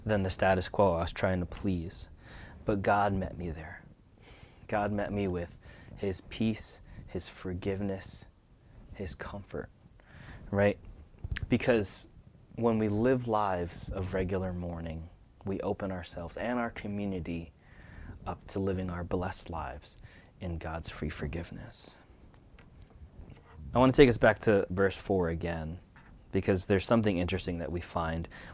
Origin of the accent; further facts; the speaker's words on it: United States; first-generation Filipino-American son of Asian-American immigrants